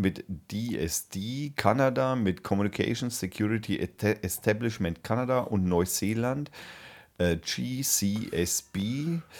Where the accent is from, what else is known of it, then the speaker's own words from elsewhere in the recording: Germany; bei uns in Deutschland